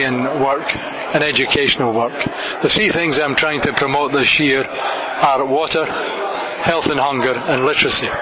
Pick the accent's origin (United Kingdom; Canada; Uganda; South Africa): United Kingdom; Scotland; also born or lived in Chicago; I come from Scotland